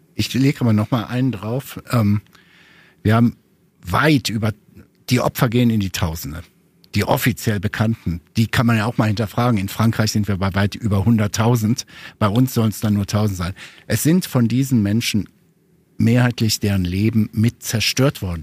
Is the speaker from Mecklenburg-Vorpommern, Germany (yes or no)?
no; Ruhr area, North Rhine-Westphalia, Germany; ich komme ja aus dem Ruhrgebiet